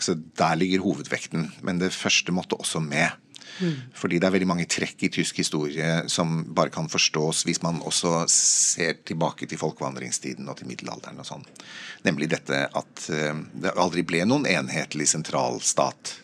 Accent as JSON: {"language": "Norwegian", "country": "Norway"}